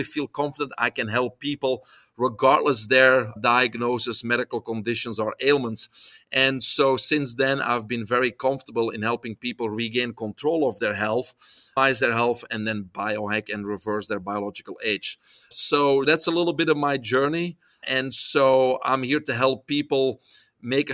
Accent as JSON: {"language": "English", "country": "Belgium", "tie": "born or raised there", "second_language": "English", "moved": "as an adult", "said": "I was born in Belgium. Probably listeners hear the accent."}